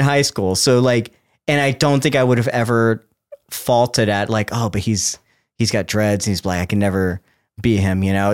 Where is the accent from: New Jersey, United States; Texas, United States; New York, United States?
Texas, United States; South; I grew up in South Texas